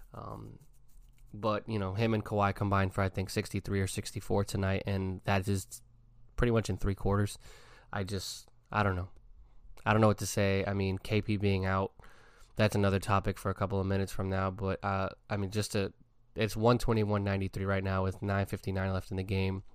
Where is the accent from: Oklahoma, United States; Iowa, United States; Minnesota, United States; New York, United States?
New York, United States; I'm from New York